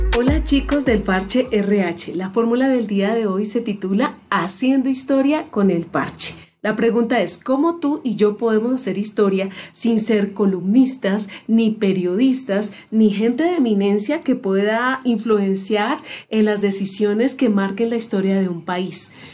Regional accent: Colombia; nuestra Colombia

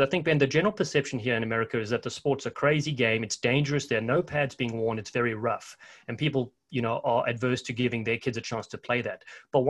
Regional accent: South Africa; now in United States; I'm actually South African

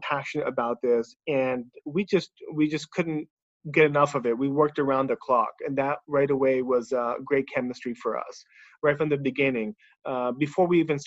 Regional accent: Bay Area, California, United States; moved away as an adult; now in Singapore; I am actually from the Bay Area, from California myself

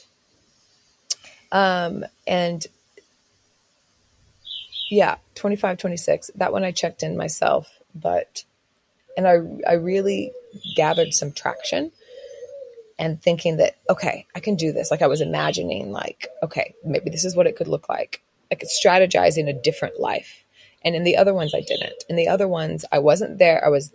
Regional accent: Oklahoma, United States; now in Australia; I was raised in Oklahoma, which is very Christian, very conservative

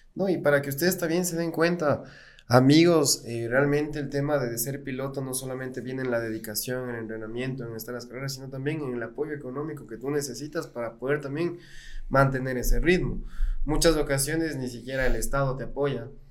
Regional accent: Ecuador; para quienes somos ecuatorianos y tenemos aquí en el pecho al Ecuador

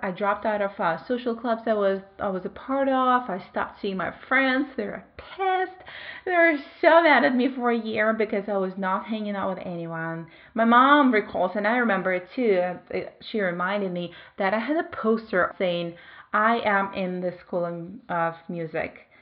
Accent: Belarus; moved away as an adult; also born or lived in Moscow, Russia; I moved from my home country, Belarus, to Russia. I was 19.

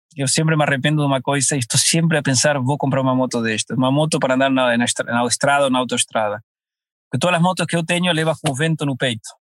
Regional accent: Argentina; now in Portugal

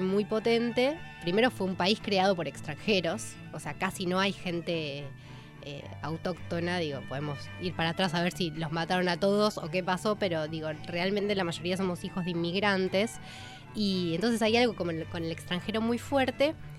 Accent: Argentina

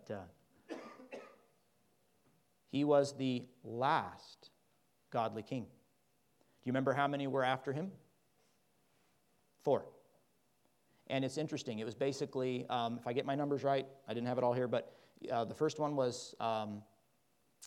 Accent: Midwest, United States; moved away; also born or lived in Kansas / Oklahoma; I grew up in Kansas and Oklahoma.

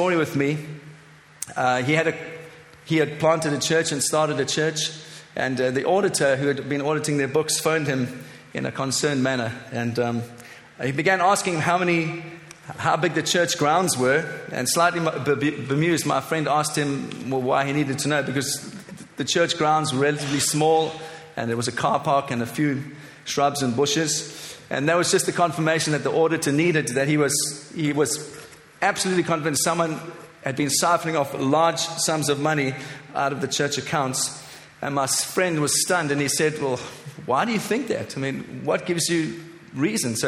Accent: Cape Town, Western Cape, South Africa; moved away as an adult; also born or lived in Johannesburg, South Africa; I am a South African by birth. 44 years ago, I was born in Cape Town, South Africa, the son of a missionary family. Grew up in that beautiful nation

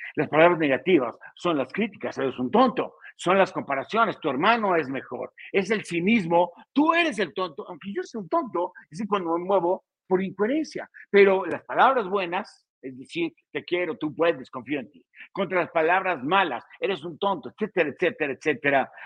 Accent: State of Mexico, Mexico; Yo soy del Estado de México

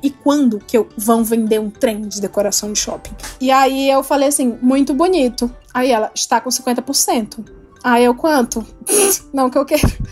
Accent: Ceará, Brazil; moved away; eu sou do Ceará

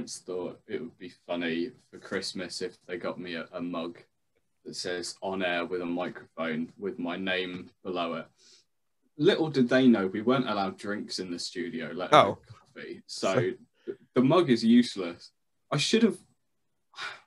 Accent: Leicester, East Midlands, United Kingdom; That's where I grew up in Leicester.

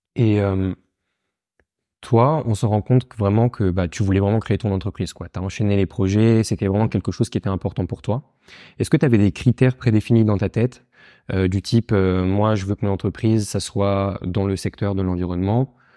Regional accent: Paris, Île-de-France, France; also born or lived in Lausanne, Switzerland; j'ai grandi à Paris

